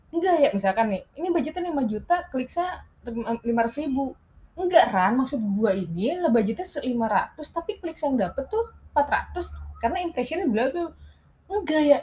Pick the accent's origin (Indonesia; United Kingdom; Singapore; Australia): United Kingdom; Soalnya gue kan dulu kecilnya di UK.